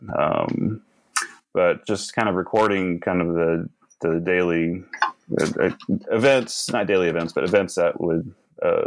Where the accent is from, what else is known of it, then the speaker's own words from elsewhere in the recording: Norman, Oklahoma, United States; also born or lived in Watertown, South Dakota / Sisseton, South Dakota; I live in Norman, Oklahoma right now. We moved there when I was about 3, and I've lived here ever since.